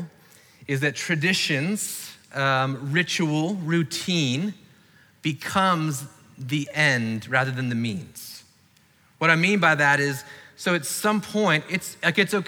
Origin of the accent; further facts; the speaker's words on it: Florida, United States; I grew up in Florida